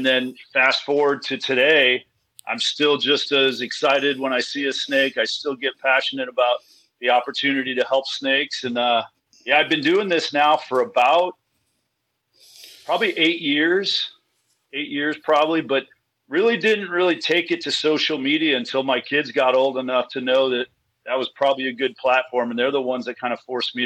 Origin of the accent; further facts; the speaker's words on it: Kingwood, Texas, United States; moved away as an adult; now in San Diego, United States; I'm from Kingwood. Yeah. I moved to San Diego 30 years ago.